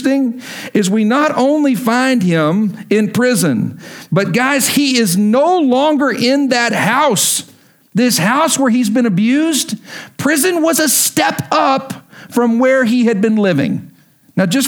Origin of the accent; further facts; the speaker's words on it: Lubbock, Texas, United States; moved away as an adult; the churches I grew up in Lubbock